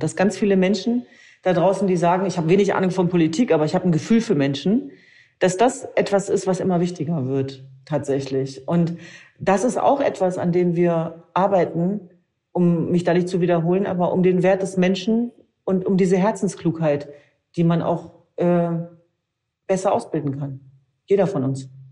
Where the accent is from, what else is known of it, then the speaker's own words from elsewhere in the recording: Germany; uns als Deutsche